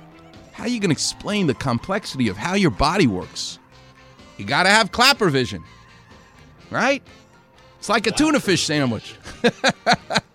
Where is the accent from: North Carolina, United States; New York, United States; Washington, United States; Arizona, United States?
New York, United States; I grew up a Jewish guy in New York